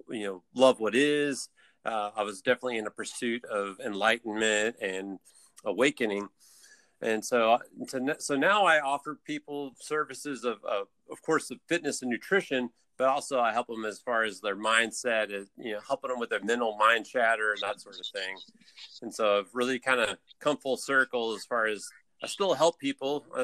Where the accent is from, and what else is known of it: Atlanta, Georgia, United States